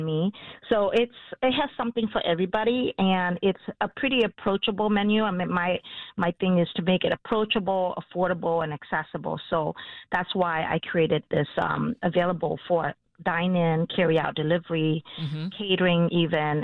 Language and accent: English; Vietnam; now in Chicago, United States; when we grew up in Vietnam